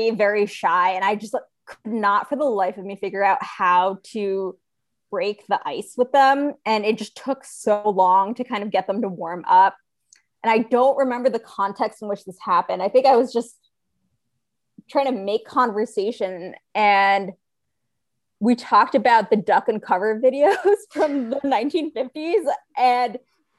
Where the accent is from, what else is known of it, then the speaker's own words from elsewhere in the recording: Rhode Island, United States; now in Texas, United States; I grew up in Rhode Island